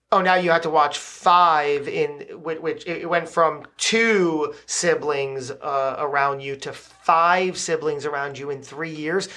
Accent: New Jersey, United States; beautiful Trenton, New Jersey, the Great Garden State, my home state that I adore and love

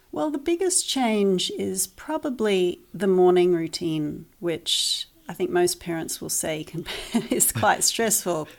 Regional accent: New Zealand; moved away as an adult; also born or lived in Christchurch, New Zealand / United Kingdom; We are originally from New Zealand

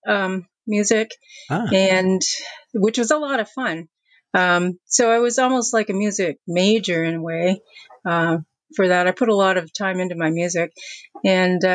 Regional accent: Windsor, Ontario, Canada; moved away as an adult; now in Dartmouth, Canada; I grew up in Windsor, Ontario.

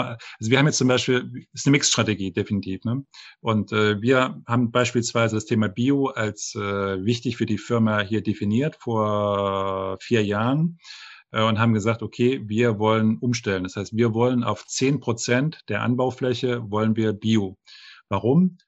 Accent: the East, East Germany, Germany; moved away as an adult; now in France; ich äh, kann nicht nur Deutsch sprechen, ich habe die deutsche Kultur gelebt, ich komme aus dem Osten, ich habe im Westen studiert

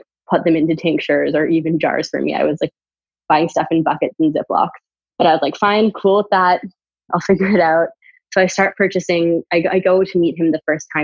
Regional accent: Canada; And I'm from Canada. I went to college in Canada

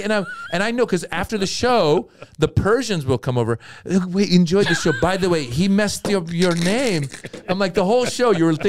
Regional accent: Marin, Northern California, United States; also born or lived in Iran; I grew up in Marin, Northern California.

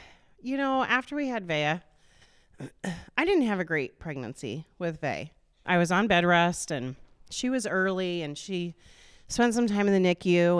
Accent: Des Moines, Iowa, United States; moved away as an adult; also born or lived in Norwalk, Iowa; now in Indianola, United States; I grew up in Des Moines, on the east side over by the state fairgrounds

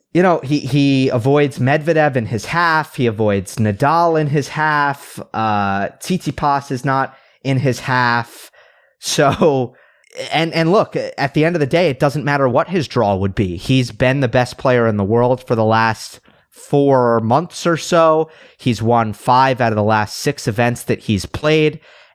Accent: Westchester, New York, United States; And I grew up in Westchester, New York, so just about 50-minute drive away from the Billie Jean King Tennis Center.

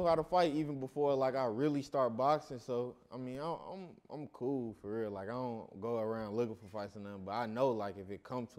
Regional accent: St. Louis, Missouri, United States; moved away; Man, my childhood growing up, man, it started all in St. Louis, Missouri. That's originally where I'm from. I live half of my life here and half of my life in St. Louis. So I really say I'm from both, but originally I'm from St. Louis, though.

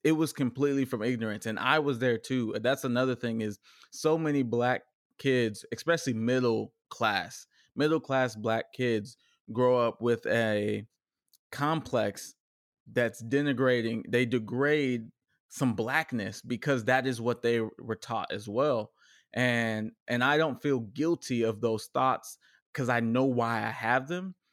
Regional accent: Richardson, Texas, United States; also born or lived in Dallas, Texas; grew up in a very diverse cultural n, neighborhood of Richardson, Texas

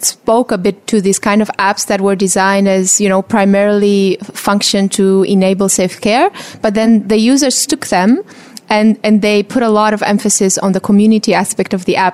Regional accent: Romania; moved away; I come originally from Eastern Europe, from Romania

